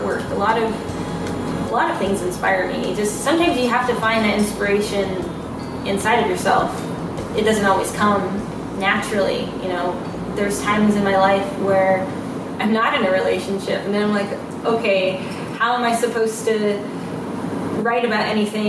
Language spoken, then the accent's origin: English; Los Angeles, California, United States; I am a singer-songwriter from Los Angeles, California